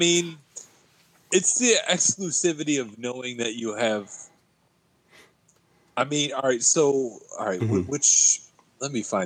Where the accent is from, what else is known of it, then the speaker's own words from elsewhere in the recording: Michigan, United States; I'm from Michigan